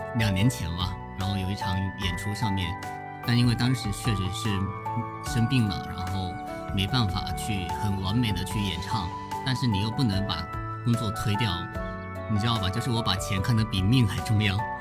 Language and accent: Chinese; Zhangzhou, Fujian, China; 现在可以加一个福建漳州的靓仔